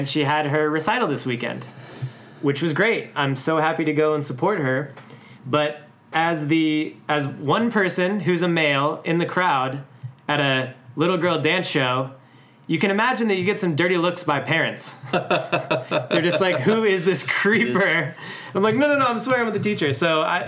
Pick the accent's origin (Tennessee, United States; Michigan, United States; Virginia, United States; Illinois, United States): Illinois, United States; Chicago; I am from Chicago